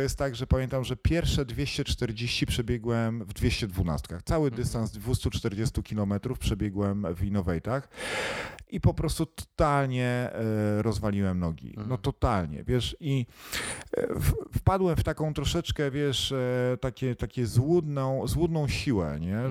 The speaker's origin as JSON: {"language": "Polish", "town": "Kościerzyna", "region": "Pomeranian Voivodeship", "country": "Poland", "said": "pochodzę z Kościerzyny"}